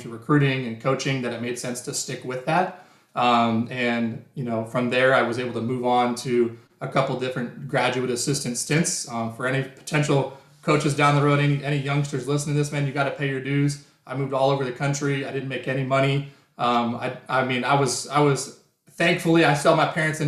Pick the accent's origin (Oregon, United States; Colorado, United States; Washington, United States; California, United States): Washington, United States; Spokane; I've been on a team since I was growing up in Spokane